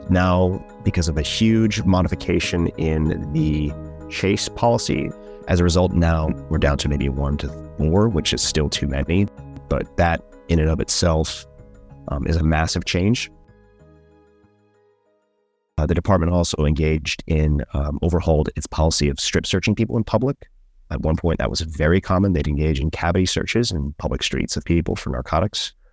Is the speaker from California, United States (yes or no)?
yes; Oakland, California, United States; I'm from West Oakland. I won't pick a fight, but I ain't running from none.